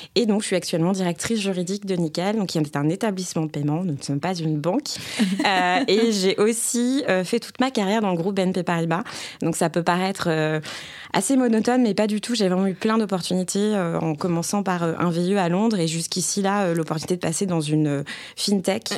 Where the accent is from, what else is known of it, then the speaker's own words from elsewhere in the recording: Bordeaux, Nouvelle-Aquitaine, France; Je suis originaire de Bordeaux, j'en suis assez fière. Donc je dis rose, poche et chocolatine.